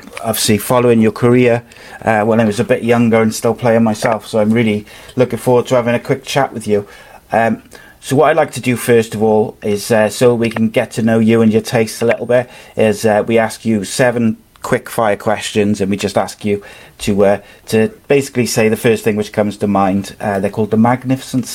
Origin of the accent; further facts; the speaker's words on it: Wales, United Kingdom; as a Welshman